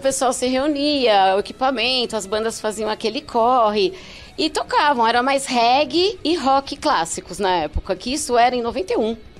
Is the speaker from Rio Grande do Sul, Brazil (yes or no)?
no; São Paulo, Brazil; Eu sou paulistana, uhum. ali da região da Moca, do da centro. Moca. Frequentei muito ali a Baixa Augusta